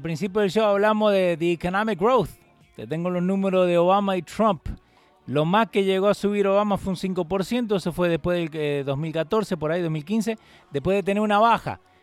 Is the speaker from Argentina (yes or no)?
yes; Argentina